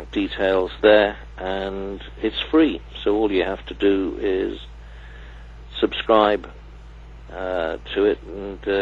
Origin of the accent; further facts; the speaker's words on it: Cardiff, Wales, United Kingdom; having been born and bred in Cardiff